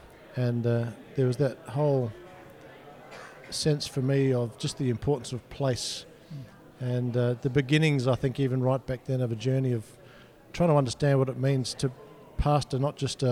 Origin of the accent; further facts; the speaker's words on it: Adelaide, South Australia, Australia; moved away as an adult; now in Perth, Australia; I was born and bred in Adelaide, South Australia